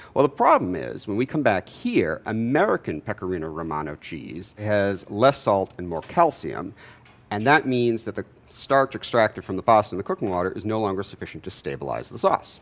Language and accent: English; Jamaica; now in Atlanta, United States; I'm from Jamaica